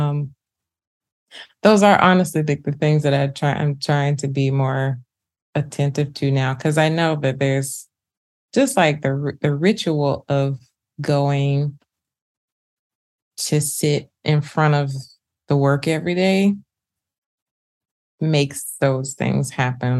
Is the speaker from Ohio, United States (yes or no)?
no; Birmingham, Alabama, United States; Birmingham, Alabama, where I'm from